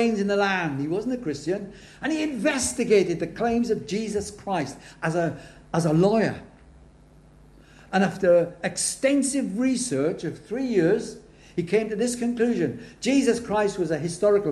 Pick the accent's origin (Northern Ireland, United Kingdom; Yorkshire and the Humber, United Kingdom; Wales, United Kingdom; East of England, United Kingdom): Wales, United Kingdom; I'm Welsh